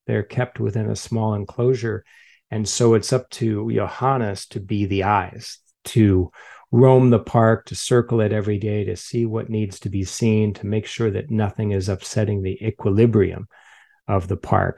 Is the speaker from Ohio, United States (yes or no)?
no; Chicago, Illinois, United States; now in San Francisco, United States; I'm from Chicago originally